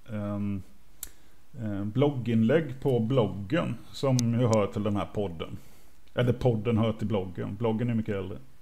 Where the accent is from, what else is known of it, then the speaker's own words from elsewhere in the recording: Småland, Sweden; jag är från Småland